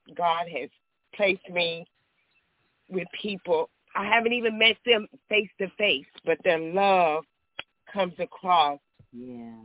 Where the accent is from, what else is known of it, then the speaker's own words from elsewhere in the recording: Texas, United States; I'm from Texas